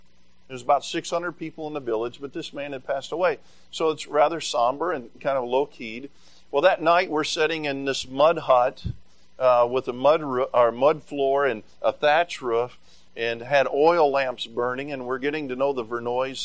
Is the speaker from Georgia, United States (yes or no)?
no; Tennessee, United States; moved away; I grew up in Tennessee